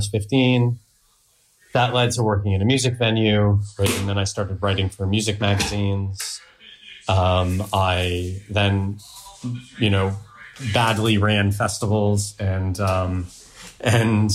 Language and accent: English; near Toronto, Ontario, Canada; moved away as an adult; also born or lived in Netherlands; now in United Kingdom; I'm Canadian. Yeah, I'm from near Toronto.